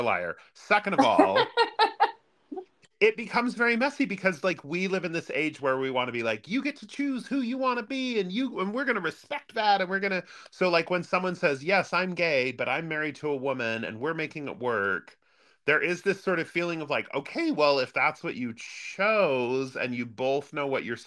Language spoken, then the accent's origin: English; Utah, United States; growing up in Utah is like growing up in the 1950s